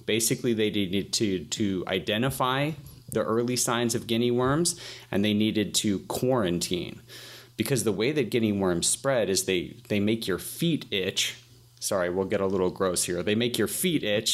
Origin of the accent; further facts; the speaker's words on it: Atlanta, Georgia, United States; I'm from Atlanta, Atlanta, Georgia